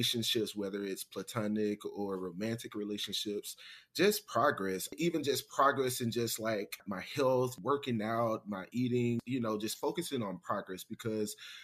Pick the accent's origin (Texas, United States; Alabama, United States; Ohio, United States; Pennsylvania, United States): Alabama, United States; Mobile; now in Washington, D.C., United States; Growing up in Alabama, growing up in Mobile, I would never take that back, especially living in a city like DC now